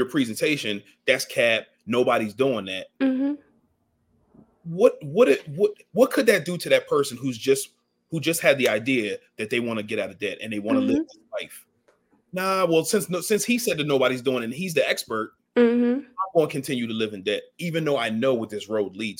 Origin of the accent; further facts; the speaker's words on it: Ardmore, United States; I grew up in Ardmore